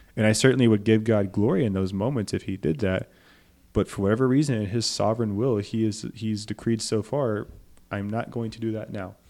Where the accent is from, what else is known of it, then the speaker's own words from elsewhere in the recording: Beaumont, Texas, United States; my hometown was hurt by Hurricane Harvey in Beaumont